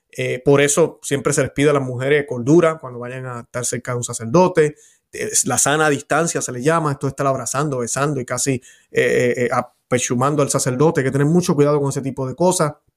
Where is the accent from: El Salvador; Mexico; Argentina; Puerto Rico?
Puerto Rico; Yo como puertorriqueño